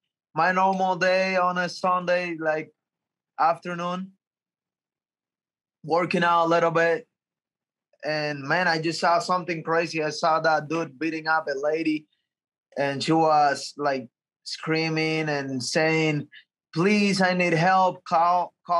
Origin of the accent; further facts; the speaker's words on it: Cuba; moved away; I'm coming from Cuba, and since I was a little kid in Cuba